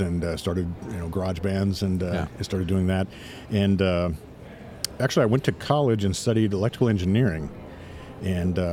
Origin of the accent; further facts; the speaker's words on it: Jamestown, North Dakota, United States; moved away as an adult; also born or lived in Bay Area / New York / Nashville; I grew up in a small town in North Dakota, Jamestown, North Dakota